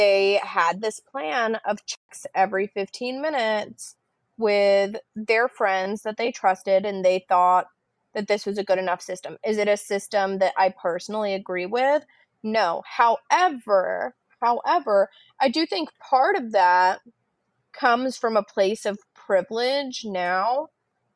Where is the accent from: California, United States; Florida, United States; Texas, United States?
Florida, United States; a suburb of Miami, South; I grew up in Miami, right? Like not Miami, not in the heart of it, but in like a suburb in South Florida